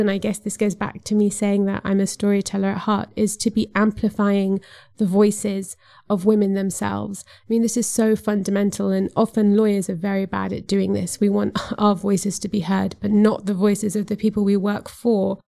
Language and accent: English; Zambia; I come from Zambia, which is a s, a self-declared Christian country